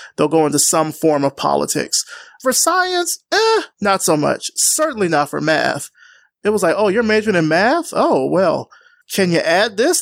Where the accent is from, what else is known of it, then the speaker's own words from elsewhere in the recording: Alabama, United States; moved away; also born or lived in Georgia; I'm from the South. I'm from Alabama. I went to school in Georgia